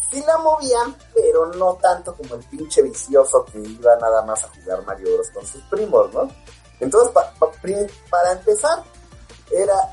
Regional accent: Mexico City, Mexico; los chilangos, güey, luchábamos por sobrevivir.

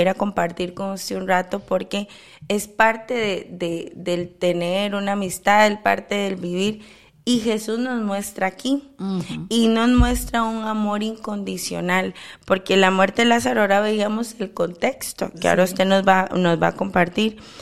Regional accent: Costa Rica; de haber nacido en mi país y que Dios continúe teniendo misericordia a Costa Rica

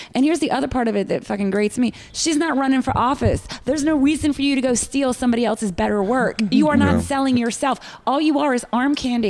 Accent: New Orleans, Louisiana, United States; moved away; also born or lived in New York; Well, I'm from New Orleans

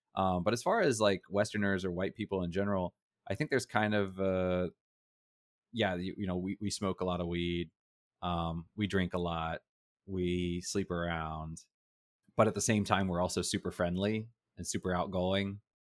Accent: United States; now in Taiwan; I was from America.

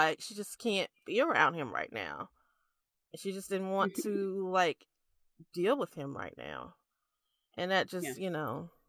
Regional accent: United States; I could be wrong because I'm very American.

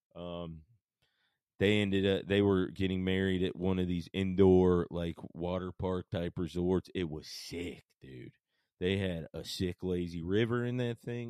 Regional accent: Paulding County, Georgia, United States; moved away as an adult; also born or lived in Marietta, Georgia / Atlanta, Georgia; now in Nashville, United States; I'm actually born in Marietta and spent the the large majority of my life even further out than that in a place called Paulding County

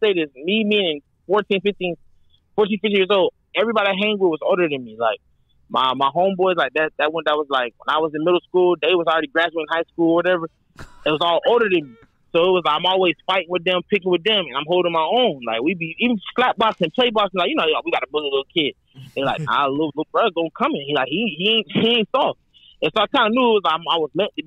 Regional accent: Atlanta, Georgia, United States; also born or lived in Denver, Colorado; I was born in Denver, so like before we moved to Atlanta

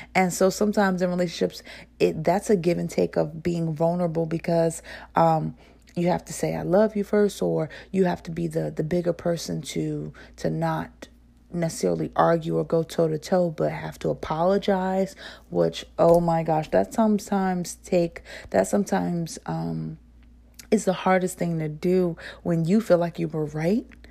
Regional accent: New Jersey, United States; accent: northern; I'm from New Jersey. I do have a slight accent when it comes to saying certain words

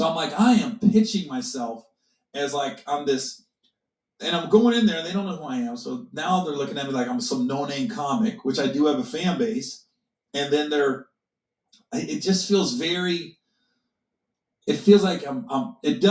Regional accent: Midwest, United States; I grew up in the Midwest

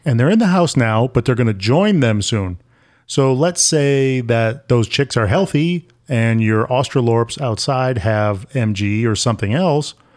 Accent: Syracuse, New York, United States; moved away; I grew up in Syracuse, New York, and that is not the same thing as New York City.

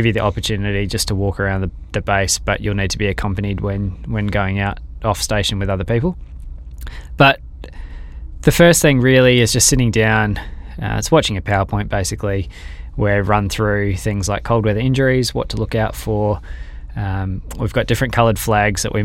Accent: Perth, Western Australia, Australia; coming from Perth, growing up in Western Australia

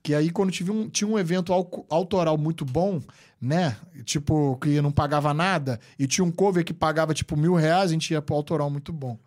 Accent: Rio de Janeiro, Brazil; moved away as an adult; now in New York, United States; eu nasci no Rio de Janeiro capital mesmo, vim do bairro de Guadalupe, um bairro pobre do Rio de Janeiro

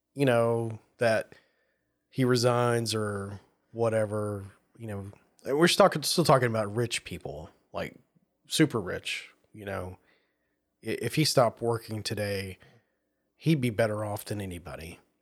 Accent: the South, United States; moved away; growing up in the South

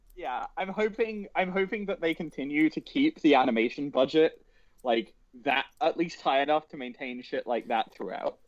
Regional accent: United Kingdom; I am British

